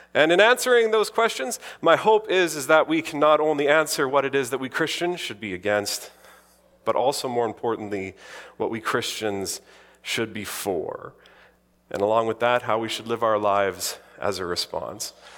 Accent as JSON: {"language": "English", "area": "the Interlake", "region": "Manitoba", "country": "Canada", "tie": "born or raised there", "said": "growing up in the Interlake, surrounded by Icelanders"}